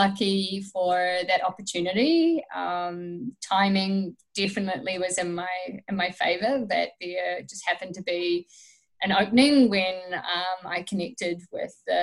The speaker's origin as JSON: {"language": "English", "town": "Stratford", "region": "Taranaki", "country": "New Zealand", "tie": "born or raised there", "moved": "as an adult", "lives_now": "Canada", "said": "I'm from New Zealand, and I've been in Canada for nearly 3 years."}